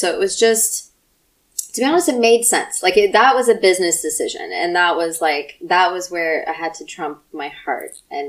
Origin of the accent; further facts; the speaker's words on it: United States; also born or lived in Russia; So my family immigrated at the end of the 80s. I was one when we came. So I grew up in the States.